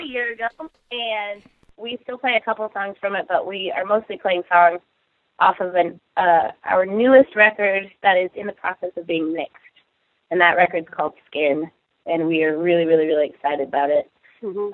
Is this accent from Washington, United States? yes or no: yes; Seattle, Washington, United States; we're all from Seattle. Like we're all pretty much from here